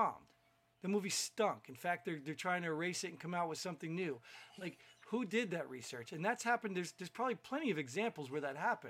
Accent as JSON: {"language": "English", "region": "New Jersey", "country": "United States", "tie": "born or raised there", "said": "growing up in New Jersey"}